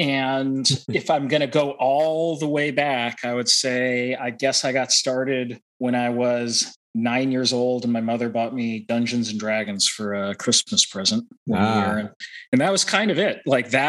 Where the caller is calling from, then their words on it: Boston, Massachusetts, United States; I'm in the East Coast around Boston.